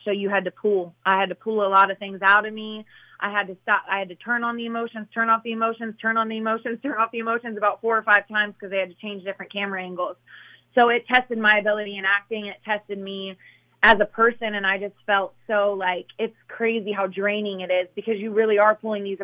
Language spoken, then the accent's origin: English; Midwest, United States; moved away; I come from the Midwest